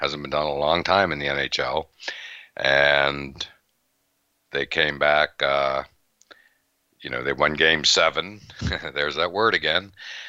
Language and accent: English; Western Pennsylvania, United States; also born or lived in Tampa; now in Boston, United States; I'm from Western Pennsylvania